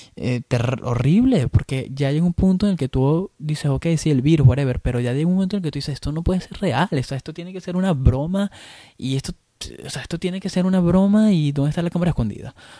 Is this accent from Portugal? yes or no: no; Venezuela; moved away as an adult; now in Chicago, United States; yo, como venezolano que, soy y que he vivido casi la mayoría de de mi vida, la viví en Venezuela